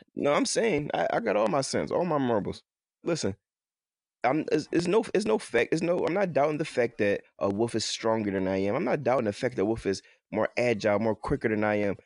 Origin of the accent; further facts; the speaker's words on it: Philadelphia, Pennsylvania, United States; I'm from Philly, uh, from North Philadelphia, I went to school out here in Philadelphia from elementary to high school